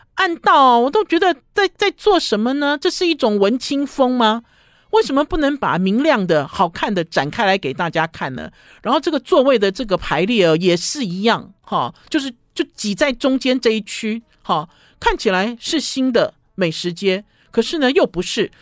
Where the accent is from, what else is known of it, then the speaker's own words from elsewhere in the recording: Taipei, Taiwan; 我就是台北，我就是台湾生长的嘛，我在台北长大的